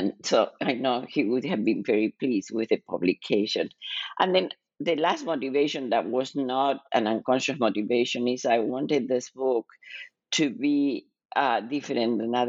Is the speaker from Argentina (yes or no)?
yes; Argentina; moved away as an adult; now in United States; I was born and raised in Argentina and lived in the United States most of my life, most of my adult life.